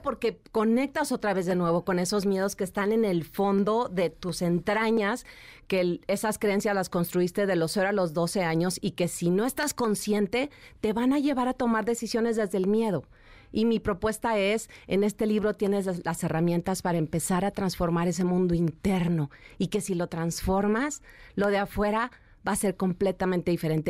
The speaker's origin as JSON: {"language": "Spanish", "region": "Chihuahua", "country": "Mexico", "tie": "born or raised there", "moved": "as an adult", "said": "yo soy de Chihuahua, nací allá en la ciudad de Chihuahua y me vine a los 19 años a buscar mi sueño de trabajar como modelo"}